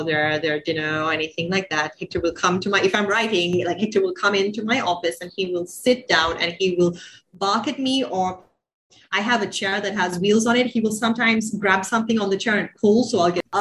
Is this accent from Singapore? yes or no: no; Sri Lanka; moved away; also born or lived in Bay Area; growing up in Sri Lanka, and I think especially sort of post-colonial Sri Lanka, you're exposed to a lot of classics